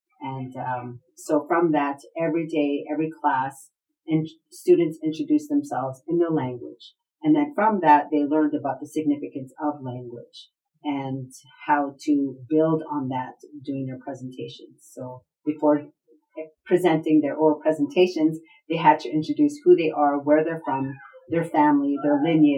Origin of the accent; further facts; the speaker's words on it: Lillooet, British Columbia, Canada; now in Tlutumluch Dishkwatmuk territory; And then I'm from Luluit, but yet I'm not living there. So I'm physically living in the Tlutumluch Dishkwatmuk territory.